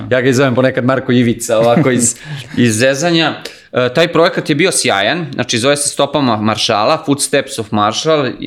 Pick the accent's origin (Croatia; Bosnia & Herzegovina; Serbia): Serbia; Belgrade; ja sam odrastao u Kaluđerici ovde u Beogradu, znači živio sam svugde po svetu, živio sam i ovde u Beogradu, živim, da kažem sad trenutno živim na Novom Beogradu i pošto radim od kuće se, se vraćam u Kaluđericu